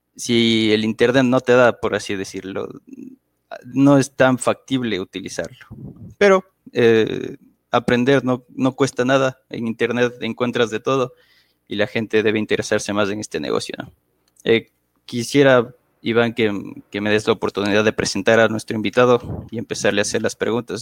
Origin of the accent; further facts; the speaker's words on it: Quito, Pichincha, Ecuador; soy originario de la ciudad de Quito, Ecuador